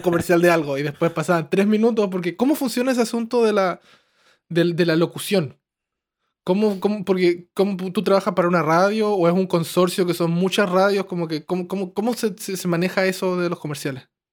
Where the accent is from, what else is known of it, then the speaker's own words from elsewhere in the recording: Chile; moved away; also born or lived in Santiago; como soy chileno, me, relacioné con harta gente, como porque pues, como soy de pueblo y me fui a Santiago